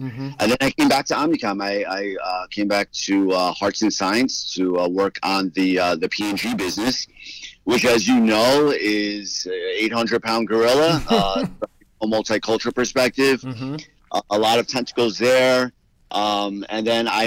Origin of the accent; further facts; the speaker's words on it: New York, United States; moved away as an adult; now in Miami, United States; Born and raised in New York, youngest of four boys to parents who immigrated from Guatemala